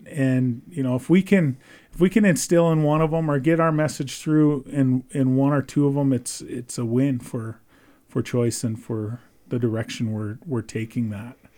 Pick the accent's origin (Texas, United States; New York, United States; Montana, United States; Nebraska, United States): Montana, United States; Browning; moved away as an adult; also born or lived in Belgrade, Montana; now in Ulm, United States; I was born and raised on the Blackfeet Indian Reservation. Um, grew up in Browning my entire, uh, adolescent life